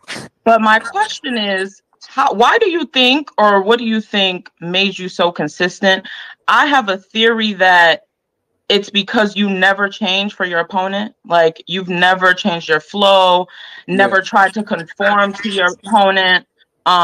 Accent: Newark, New Jersey, United States; I'm from Newark, New Jersey, right? You know, I'm East Coast down.

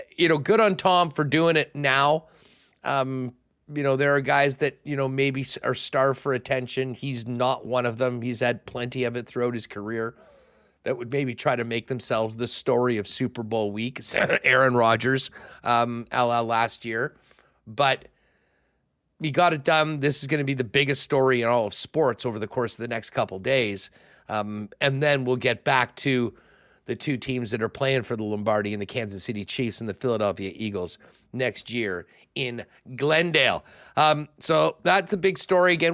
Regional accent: Winnipeg, Manitoba, Canada; growing up in Winnipeg in the eighties

